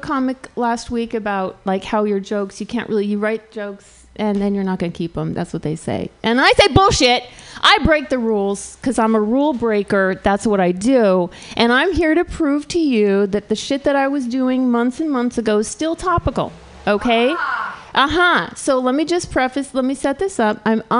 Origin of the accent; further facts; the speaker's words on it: California, United States; I grew up in Southern California, which is right in between Palm Springs and LA.